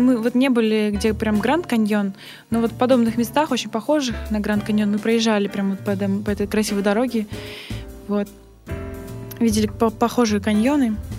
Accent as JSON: {"language": "Russian", "town": "Vladivostok", "region": "Primorsky Krai", "country": "Russia", "tie": "born or raised there", "said": "я сама из, родом из Владивостока"}